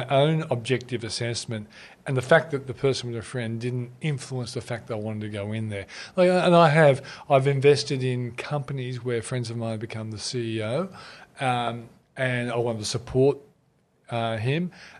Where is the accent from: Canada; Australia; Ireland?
Australia; As an Australian, can be proud of a company.